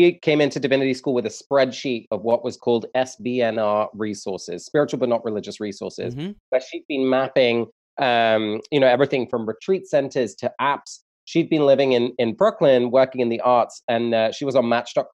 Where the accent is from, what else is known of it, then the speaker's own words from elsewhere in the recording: England, United Kingdom; moved away as an adult; now in United States; I'm from England originally. I moved to the US about 6 years ago